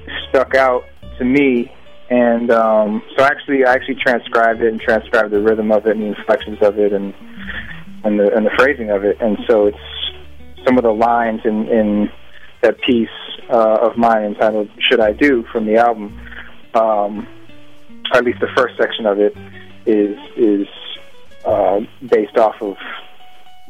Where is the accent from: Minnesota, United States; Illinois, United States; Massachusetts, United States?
Massachusetts, United States; Boston; I grew up in Boston